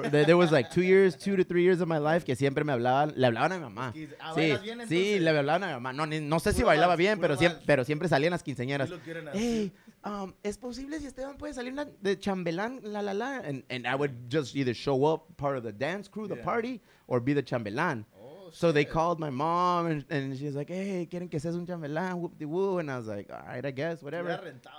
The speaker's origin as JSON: {"language": "English", "town": "Chula Vista", "region": "California", "country": "United States", "tie": "born or raised there", "said": "we grew up in Chula Vista"}